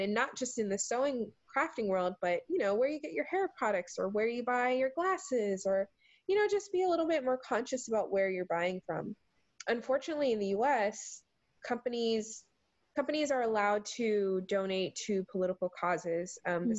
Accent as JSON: {"language": "English", "town": "Charleston", "region": "South Carolina", "country": "United States", "tie": "born or raised there", "accent": "southern", "moved": "yes", "lives_now": "Seattle, United States", "said": "the food that I grew up eating in Charleston, South Carolina"}